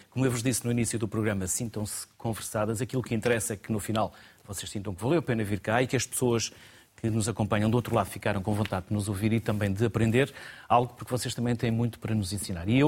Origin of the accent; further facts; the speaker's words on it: Póvoa de Varzim, Norte, Portugal; moved away as an adult; also born or lived in Belgium; poveira, eu